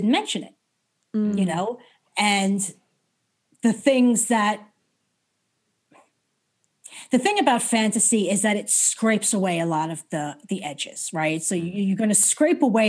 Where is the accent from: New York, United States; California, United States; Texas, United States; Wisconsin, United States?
New York, United States; I was brought up in New York